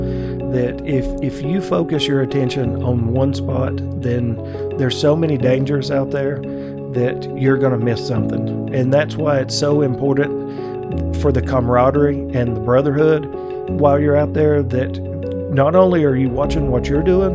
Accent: Chickamauga, Georgia, United States; I'm from Chickamauga.

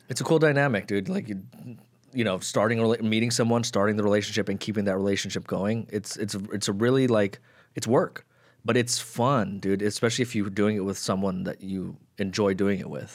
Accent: Las Vegas, Nevada, United States; I'm from Summerlin.

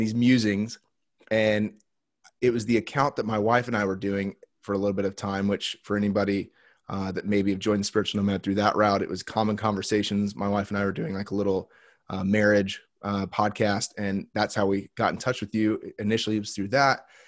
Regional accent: Indiana, United States; in the Midwest where I grew up in Indiana

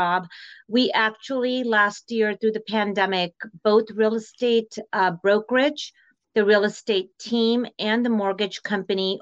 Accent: East Bay Area, California, United States; moved away as an adult; now in Arizona, United States; So my family migrated to US when I was just 8 years old. My dad brought over three daughters, his lovely bride, and I grew up in the Bay Area, East Bay Area in California.

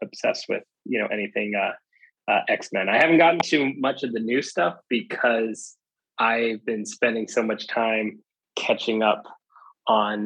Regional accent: California, United States; now in Washington, DC, United States; I live in DC. I was originally from California, but I live in DC

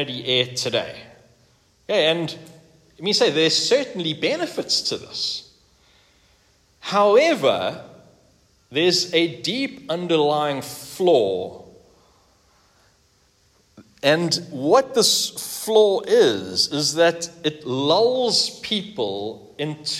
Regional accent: South Africa; I grew up here in South Africa, like I think most of us, exception of Brendan, and during the 1980s and the 1990s. In fact, yeah, right here in this suburb

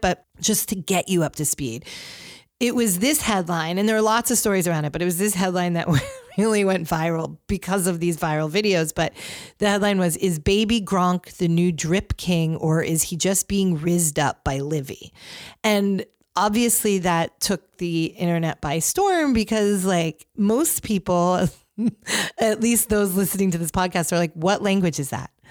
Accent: Northeast, United States; I grew up in the Northeast

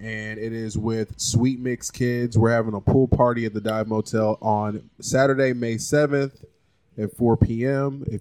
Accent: Nashville, Tennessee, United States; also born or lived in Greenbrier, Tennessee; I grew up there. But I went to high school here in East Nashville

